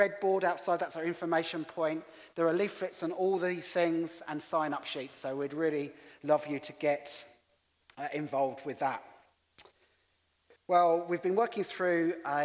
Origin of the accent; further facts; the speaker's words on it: England, United Kingdom; accent: English; also born or lived in Middlesbrough; in my English accent